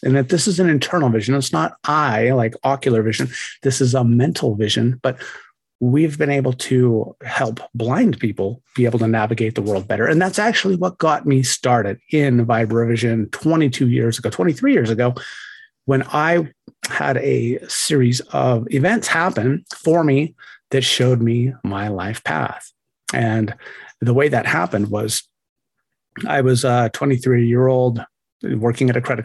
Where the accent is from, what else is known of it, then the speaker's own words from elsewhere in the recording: Ogden, Utah, United States; also born or lived in Huntsville, Utah; I hail from Utah, northern Utah, a town called Ogden